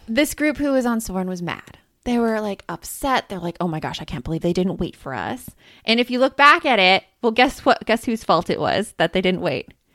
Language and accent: English; Tucson, Arizona, United States; I grew up in Tucson, just, like, a few hours south of Phoenix